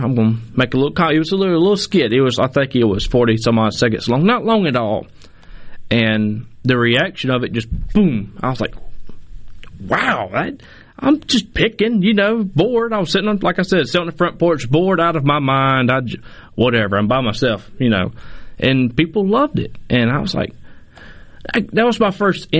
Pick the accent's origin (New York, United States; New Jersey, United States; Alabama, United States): Alabama, United States; Mobile; moved away as an adult; I'm really from Mobile, Alabama